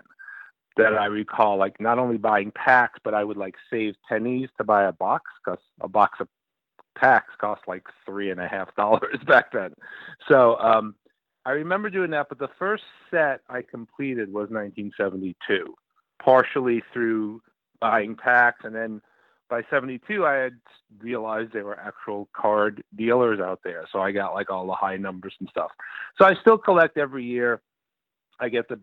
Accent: New York City, New York, United States; now in Cooperstown, United States; I grew up in Brooklyn in the 60s, early 70s.

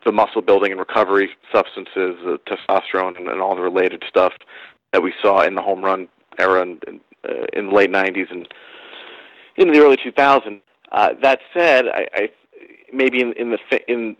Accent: New York, United States; I grew up in New York. I didn't grow up in Boston

